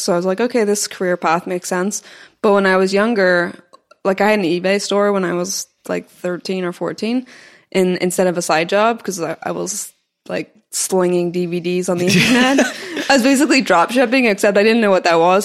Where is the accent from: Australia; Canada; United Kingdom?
United Kingdom; Belfast, Northern Ireland; moved away as an adult; also born or lived in Scotland / New York / Austin; I went to uni in Scotland, I, I grew up in Belfast, and then I moved to New York